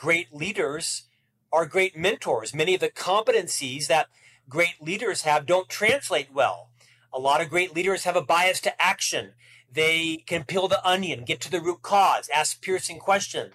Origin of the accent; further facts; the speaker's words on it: Orlando, Florida, United States; moved away as an adult; now in Provo, United States; where did a single Catholic boy from Orlando move? Well, to Provo, Utah